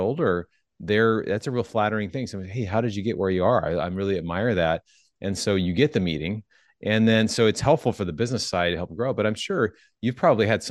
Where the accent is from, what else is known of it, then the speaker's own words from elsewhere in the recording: Seattle, Washington, United States; I'm from Seattle